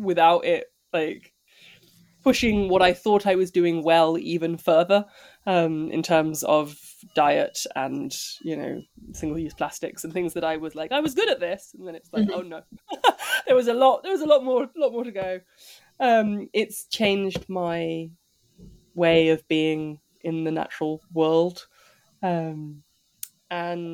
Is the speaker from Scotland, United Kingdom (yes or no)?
no; London, United Kingdom; I grew up near Camden Market